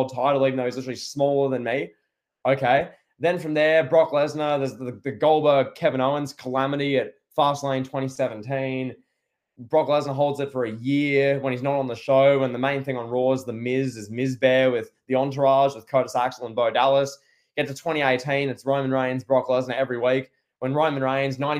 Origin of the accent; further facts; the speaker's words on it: Australia; I'm Australian, so I sound different